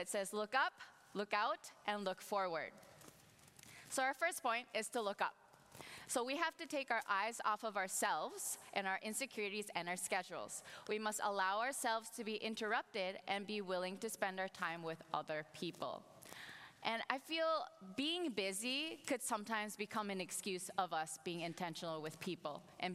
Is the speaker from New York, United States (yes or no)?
no; Minnesota, United States; moved away; my family and I, we moved to Minnesota, and I'm actually from Minnesota.